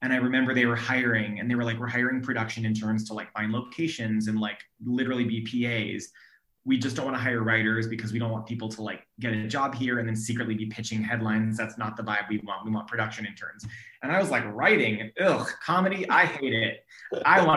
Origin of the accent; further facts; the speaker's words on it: Sacramento, California, United States; also born or lived in Orange County; I grew up in Sacramento